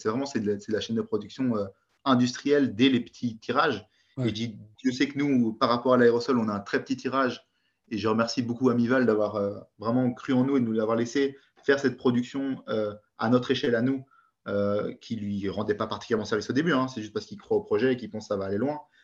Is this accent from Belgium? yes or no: yes; Belgium; je suis belge.